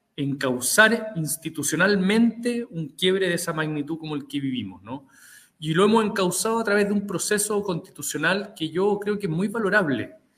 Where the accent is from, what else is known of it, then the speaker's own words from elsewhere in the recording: Santiago, Santiago Metropolitan Region, Chile; yo soy de Santiago, soy de una familia de seis hermanos